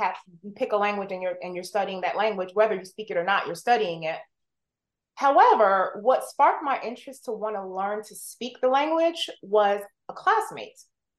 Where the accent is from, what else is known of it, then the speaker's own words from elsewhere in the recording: Columbia, South Carolina, United States; first language English; being of Jamaican heritage through my parents, that was rare, even there, growing up in Columbia, South Carolina.